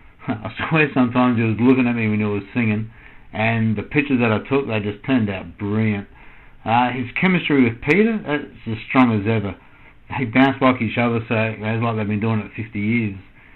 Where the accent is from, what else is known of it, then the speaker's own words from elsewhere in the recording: Adelaide, South Australia, Australia; But my hometown concert of Adelaide, well, that just took it to another level.